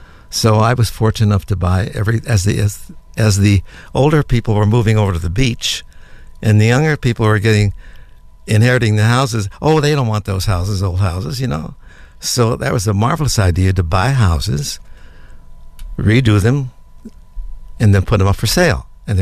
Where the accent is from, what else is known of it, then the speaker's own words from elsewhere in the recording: New York, United States; now in Orange County, United States; For instance, I came from the city. I came from New York, went to study in New York. My partner and I, two gay guys, come to Orange County.